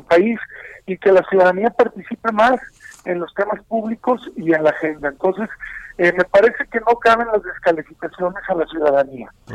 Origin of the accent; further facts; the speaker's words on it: Mexico; como mexicanos